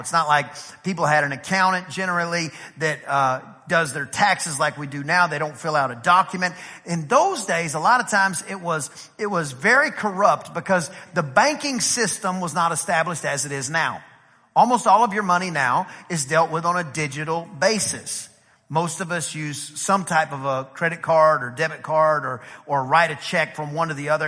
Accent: East Texas, United States; I'm from East Texas.

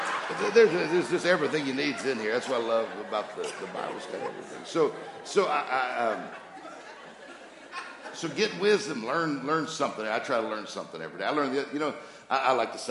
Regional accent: Mississippi, United States; I'm from Mississippi. Different. She's a northerner. I'm a southerner

